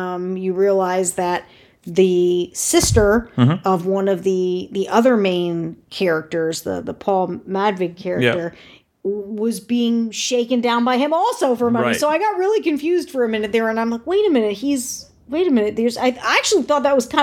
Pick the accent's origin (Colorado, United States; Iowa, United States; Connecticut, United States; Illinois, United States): Connecticut, United States; I am from Connecticut